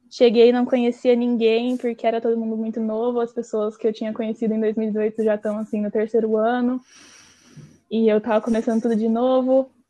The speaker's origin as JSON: {"language": "Portuguese", "town": "Londrina", "region": "Paraná", "country": "Brazil", "moved": "as an adult", "lives_now": "Coimbra, Portugal", "said": "Eu sou de Londrina, no Paraná."}